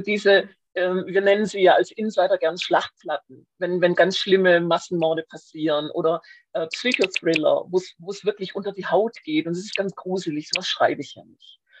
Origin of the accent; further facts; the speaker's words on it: Schwäbisch Hall, Baden-Württemberg, Germany; Bin aufgewachsen in Schwäbisch Hall, wo ich auch heute noch meinen ersten Wohnsitz habe